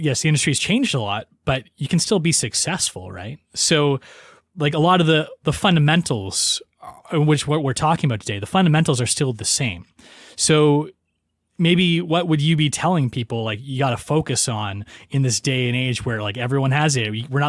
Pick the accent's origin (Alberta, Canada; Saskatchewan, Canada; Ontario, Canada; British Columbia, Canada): Ontario, Canada; Kingston; because I'm from the Kingston area